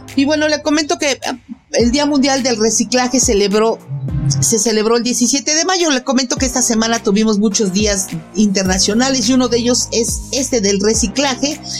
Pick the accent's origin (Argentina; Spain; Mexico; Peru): Mexico; Mexico City; yo como mexicana y de aquí de la Ciudad de México